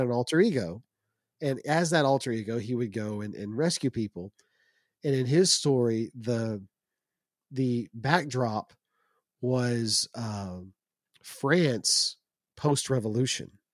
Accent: United States; As an American

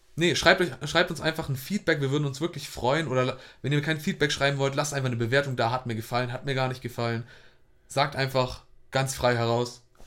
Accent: Hamburg, Germany; ich komme auch aus Hamburg

